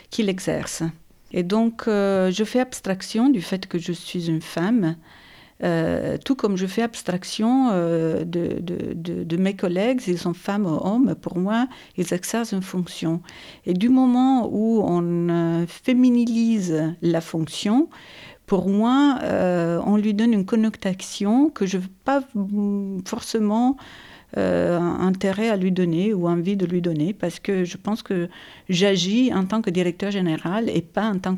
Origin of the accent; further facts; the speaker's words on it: Ivrea, Piedmont, Italy; French is a second language; moved away as an adult; also born or lived in Turin, Italy; now in Nantes, France; Je suis à Nantes depuis 10 ans, mais je suis originaire d'Italie, de Turin. Pour l'exactitude, je suis d'une petite village au nord de Turin, ça s'appelle Ivrea. C'est à 50 km au nord, vers euh, la Val d'Aoste.